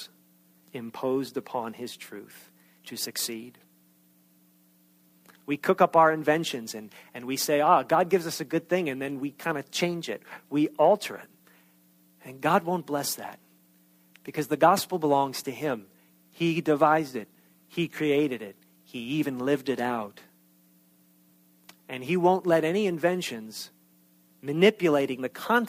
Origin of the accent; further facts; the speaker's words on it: New York, United States; accent: New York; moved away as an adult; that thick New York accent. And I have not lived in New York since I was 18 years old.